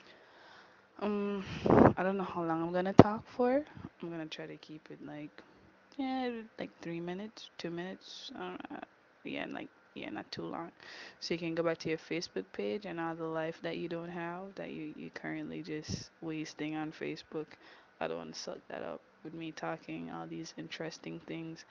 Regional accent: Kingston, Jamaica; I am Jamaican. I do speak Patois. I grew up here, born Kingston, Jamaica

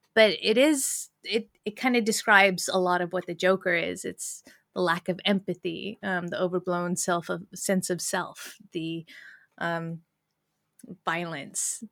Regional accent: United States; as an American

